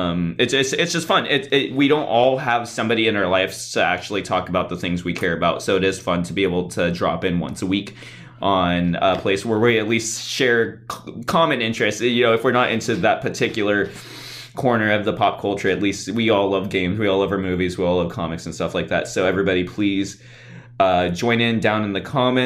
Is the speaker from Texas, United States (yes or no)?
no; California, United States; I'm from one of the groovy ones